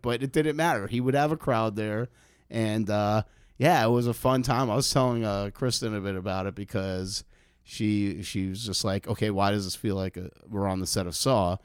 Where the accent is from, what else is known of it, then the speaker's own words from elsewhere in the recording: New York City, New York, United States; moved away; also born or lived in Bronx / Queens / New Jersey; I grew up in Manhattan.